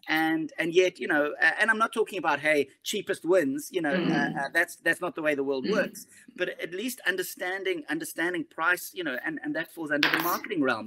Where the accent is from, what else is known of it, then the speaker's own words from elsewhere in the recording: Johannesburg, Gauteng, South Africa; now in Cape Town, South Africa; I grew up in Johannesburg. I live in Cape Town now